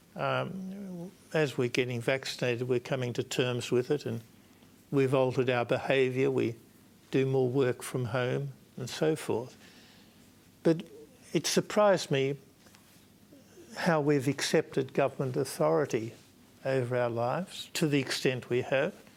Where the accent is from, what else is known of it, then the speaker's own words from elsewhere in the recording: Australia; I'm Australian one, two, and three. I'm not Victorian.